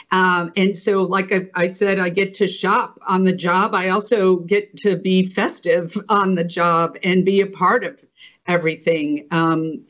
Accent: Elkhart, Indiana, United States; moved away as an adult; now in Mississippi, United States; I grew up in Indiana

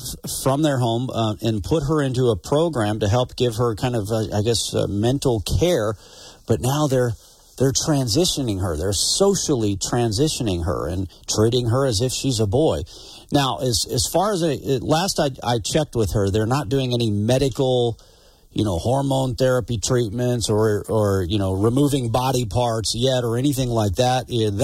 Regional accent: Glasgow, Montana, United States; I'm from Glasgow

